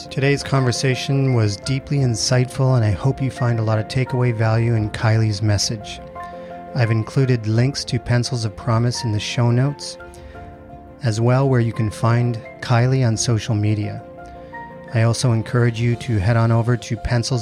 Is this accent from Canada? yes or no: yes; Canada; now in Middle East; being from Canada, but living in the Middle East